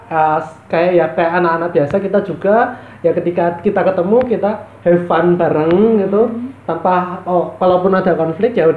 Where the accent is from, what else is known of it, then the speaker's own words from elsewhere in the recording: Surabaya, East Java, Indonesia; Saya saya diam sebagai orang Surabaya.